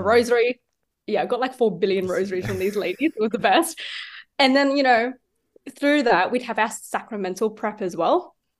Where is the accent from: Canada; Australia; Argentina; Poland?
Australia; Sydney, New South Wales; I am from Sydney and I was born in Sydney.